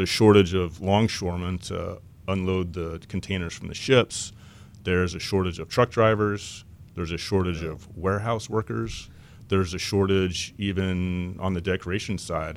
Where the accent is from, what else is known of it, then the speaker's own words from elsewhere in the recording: Lubbock, Texas, United States; moved away as an adult; also born or lived in Southern California; now in Irvine, United States; I grew up in West Texas